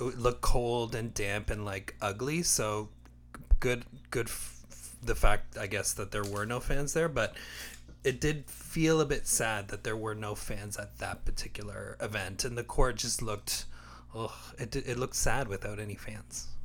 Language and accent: English; Windsor, Ontario, Canada; now in Toronto, Canada; Windsor, my hometown